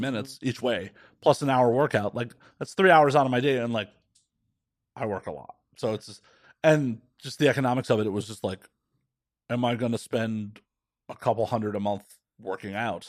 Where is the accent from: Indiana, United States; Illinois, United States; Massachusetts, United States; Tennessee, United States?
Illinois, United States; Chicago; I grew up in Chicago, around a bunch of blue-collar and middle-class fucking Chicagoans